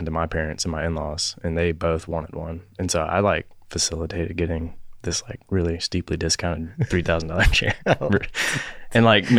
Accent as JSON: {"language": "English", "town": "Charlotte", "region": "North Carolina", "country": "United States", "tie": "born or raised there", "also_born_or_lived": "Jackson, Tennessee", "said": "So I grew up in Charlotte."}